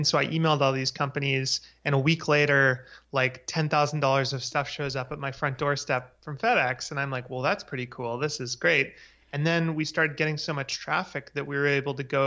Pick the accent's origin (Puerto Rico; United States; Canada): Canada; Vancouver, British Columbia; also born or lived in Victoria, Canada; I grew up in Vancouver, Canada